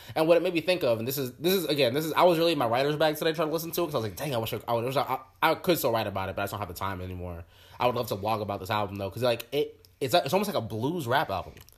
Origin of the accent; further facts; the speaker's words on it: Orlando, Florida, United States; I'm I'm from Orlando.